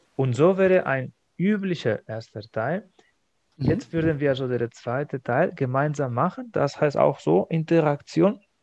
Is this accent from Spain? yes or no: yes; Spain; German is a second language; moved away as an adult; now in Germany; in meiner Heimat in Spanien